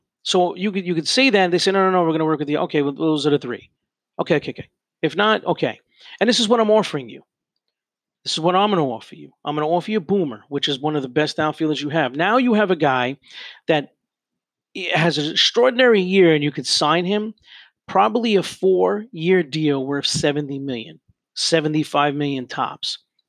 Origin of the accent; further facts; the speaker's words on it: New York City, New York, United States; I grew up a Met fan. I grew up in Queens, and this is what I grew up with.